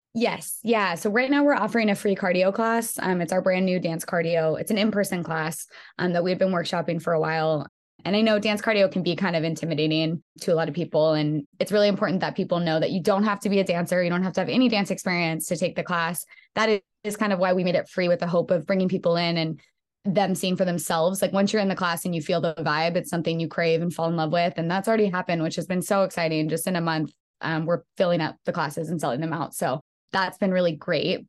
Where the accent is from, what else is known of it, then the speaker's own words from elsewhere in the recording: Bay Area, California, United States; now in Los Angeles, United States; I am from the Bay Area